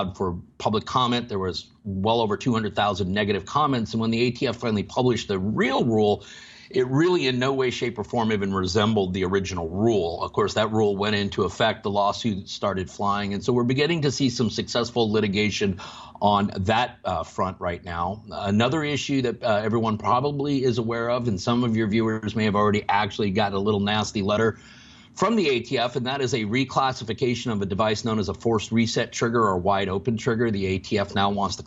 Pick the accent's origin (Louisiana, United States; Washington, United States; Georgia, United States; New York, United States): Washington, United States; My home state, Washington